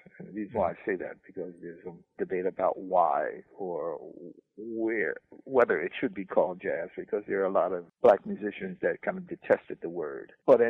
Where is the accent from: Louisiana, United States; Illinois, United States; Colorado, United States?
Louisiana, United States; New Orleans; Say, well, I'm a nigga from New Orleans, and I don't know shit about jazz.